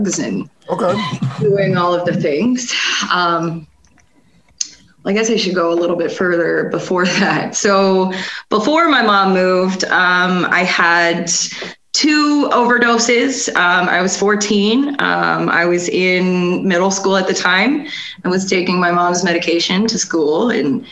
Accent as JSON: {"language": "English", "region": "South Florida", "country": "United States", "tie": "born or raised there", "moved": "yes", "lives_now": "Pennsylvania, United States", "said": "I grew up in South Florida"}